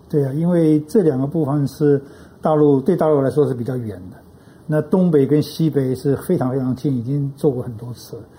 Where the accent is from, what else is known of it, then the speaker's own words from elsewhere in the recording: Taiwan; 我们台湾人